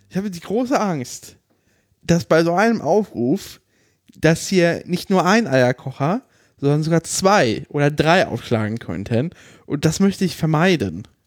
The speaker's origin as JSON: {"language": "German", "region": "Berlin", "country": "Germany", "said": "ah, hi, ich bin jung und ich bin aus Berlin."}